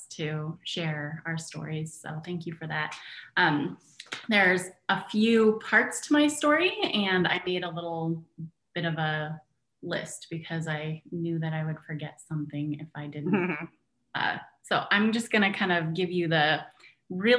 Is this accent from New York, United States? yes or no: no; California, United States; moved away as an adult; also born or lived in Michigan; now in Battle Creek, Michigan, United States; I grew up in California, and I moved in at my grandma's house